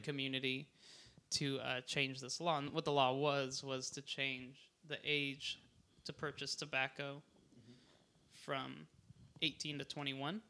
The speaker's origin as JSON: {"language": "English", "region": "Hawaii", "country": "United States", "tie": "born or raised there", "moved": "yes", "lives_now": "Portland, United States", "said": "I grew up in Hawaii"}